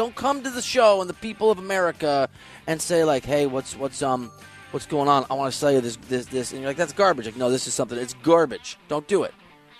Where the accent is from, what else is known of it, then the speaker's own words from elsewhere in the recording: Iowa, United States; moved away; I'm from Iowa. What can I say? We say weird stuff there